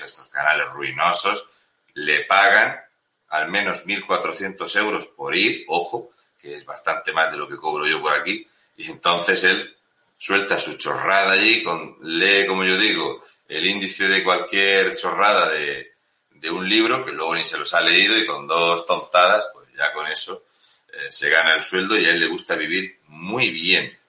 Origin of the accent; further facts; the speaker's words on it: Murcia, Region of Murcia, Spain; yo soy de Murcia